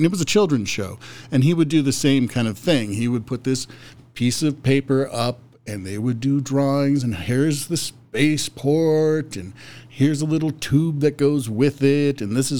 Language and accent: English; Mohall, North Dakota, United States; born there; also born or lived in Minot / Grand Forks / Douglas, Wyoming / Laramie, Wyoming; So I have lived all over the place, but I was born in Mohall.